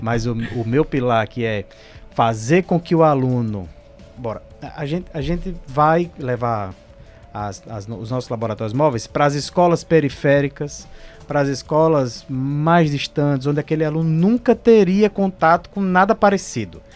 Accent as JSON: {"language": "Portuguese", "region": "Northeast Region", "country": "Brazil", "moved": "as an adult", "lives_now": "Manaus, Brazil", "said": "Eu, particularmente, sou no Nordeste, o sotaque não me deixa mentir"}